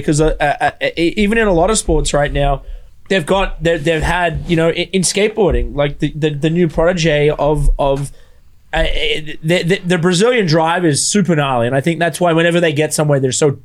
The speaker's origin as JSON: {"language": "English", "country": "Australia", "tie": "born or raised there", "moved": "yes", "said": "I grew up in Australia"}